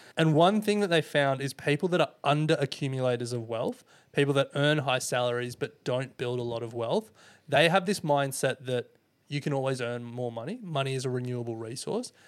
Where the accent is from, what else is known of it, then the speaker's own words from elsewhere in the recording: Indonesia; now in Australia; I'm an immigrant from Indonesia